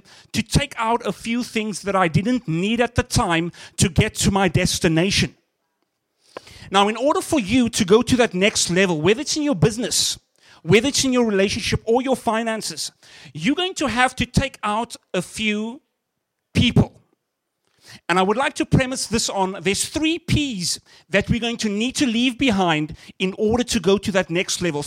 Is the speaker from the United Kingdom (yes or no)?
no; Cape Town, Western Cape, South Africa; moved away as an adult; now in Canada; I'm from South Africa, from Cape Town specifically. And I remember coming to Canada 4 years ago